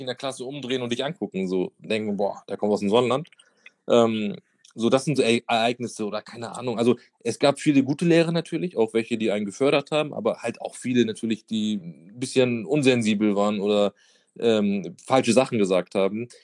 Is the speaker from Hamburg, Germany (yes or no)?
yes; Hamburg, Germany; also born or lived in Madrid; ich bin wirklich so in der Hauptstadt von Bildstedt aufgewachsen